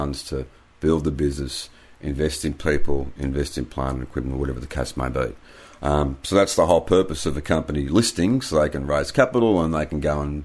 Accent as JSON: {"language": "English", "town": "Sydney", "region": "New South Wales", "country": "Australia", "tie": "born or raised there", "said": "I was born in Sydney in 1975. Lived at in the inner west for a few years there in the inner city, which was great when I was a teenager"}